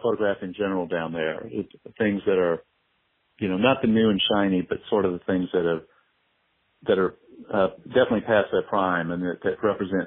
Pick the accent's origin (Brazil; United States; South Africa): United States; Morgan City, Louisiana; now in New Orleans, United States; I grew up in Morgan City, Louisiana